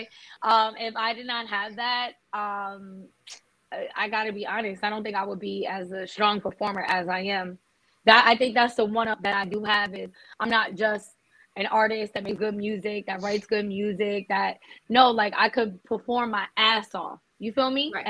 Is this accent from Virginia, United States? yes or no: no; New Jersey, United States; accent: Jersey New York; we're from Jersey. We have an accent.